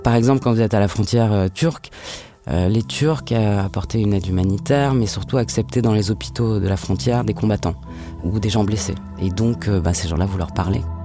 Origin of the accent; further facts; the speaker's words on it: France; je suis française